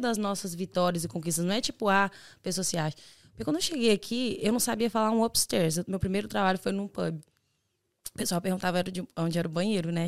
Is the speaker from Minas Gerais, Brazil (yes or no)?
yes; Belo Horizonte, Minas Gerais, Brazil; now in Ireland; Eu sou de Belo Horizonte